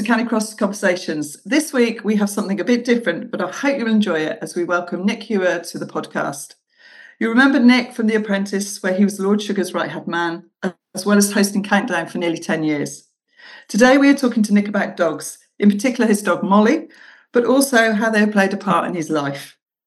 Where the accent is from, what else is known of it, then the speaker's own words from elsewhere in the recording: Bath, South West England, United Kingdom; I'm from Bath